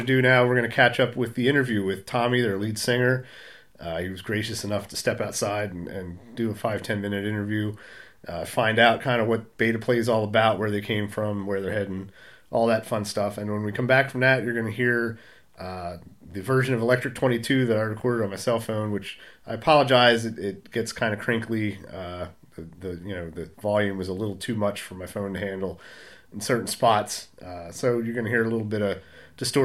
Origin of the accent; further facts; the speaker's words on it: Lancaster, Pennsylvania, United States; I'm up from Pennsylvania, Lancaster, Pennsylvania